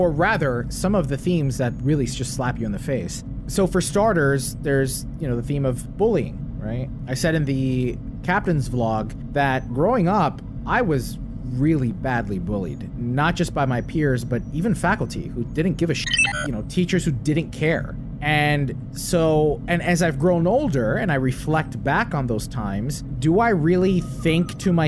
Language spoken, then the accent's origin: English; right across the Hudson River, New Jersey, United States; I grew up right outside New York City, right across the Hudson River